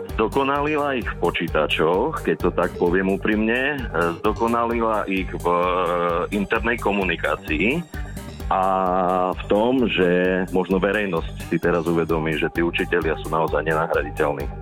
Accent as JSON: {"language": "Slovak", "town": "Levoča", "region": "Prešov Region", "country": "Slovakia", "tie": "born or raised there", "moved": "yes", "said": "ja som pôvodom z Levoče"}